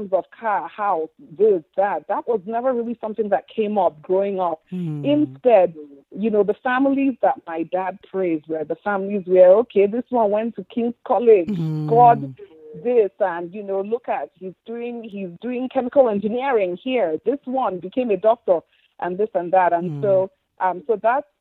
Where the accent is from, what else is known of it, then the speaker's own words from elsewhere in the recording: Lagos, Nigeria; moved away as an adult; also born or lived in New York, United States; now in Maryland, United States; in our house growing up in Lagos